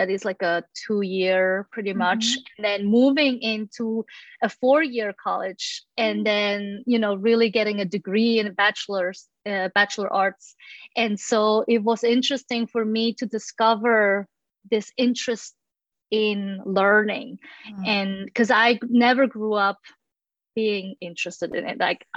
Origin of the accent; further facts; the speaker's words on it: Switzerland; now in United States; I'm originally from Switzerland.